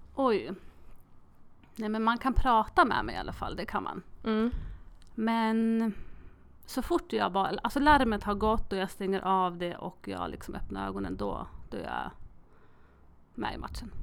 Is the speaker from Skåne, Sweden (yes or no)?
no; Molkom, Värmland, Sweden; jag är född i Molkom